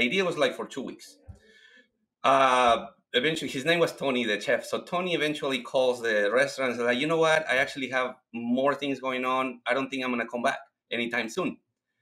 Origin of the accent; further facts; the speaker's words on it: Mexico; English is a second language; moved away as an adult; now in Washington, United States; I moved from Mexico back in 2001. I came here because I needed some money to go back to Mexico and finish my mechanic engineering career.